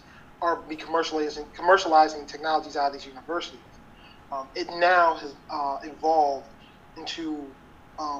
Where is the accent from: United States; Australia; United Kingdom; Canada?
United States; Baltimore, Maryland; I ended up getting a job at a marketing firm in Baltimore, in my hometown